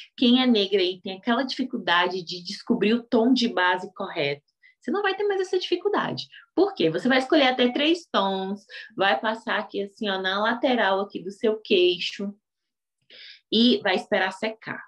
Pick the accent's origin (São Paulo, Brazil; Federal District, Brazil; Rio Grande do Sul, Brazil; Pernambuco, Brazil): Federal District, Brazil; Brasília; eu sou aqui de Brasília, dou aula para mulheres negras carentes